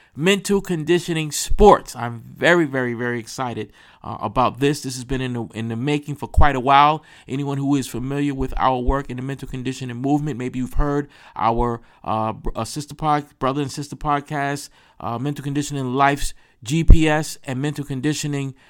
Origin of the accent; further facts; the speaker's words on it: New York, United States; I'm from New York